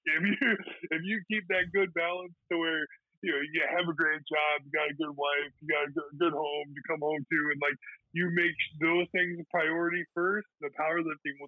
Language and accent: English; Galva, United States; moved away as an adult; now in Florida, United States; we had 391 inches of snow in my hometown. And my dad, actually, we plow all the streets of Galva